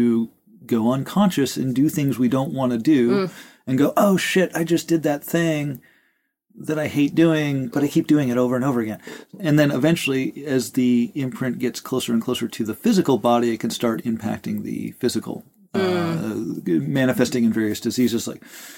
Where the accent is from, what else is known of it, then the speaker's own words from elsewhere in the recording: Rosebud Indian Reservation, South Dakota, United States; growing up as a kid, I grew up on the Rosebud Indian Reservation, which is Lakota Sioux